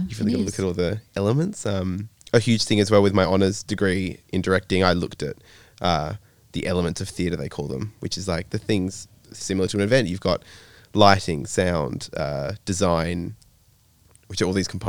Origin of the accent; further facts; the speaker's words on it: Denmark, Western Australia, Australia; moved away as an adult; now in Perth, Australia; I grew up in Denmark, WA, not Europe